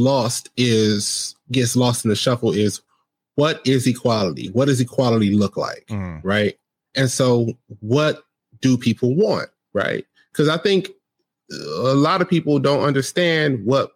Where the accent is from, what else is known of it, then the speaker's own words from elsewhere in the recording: United States; I grew up in America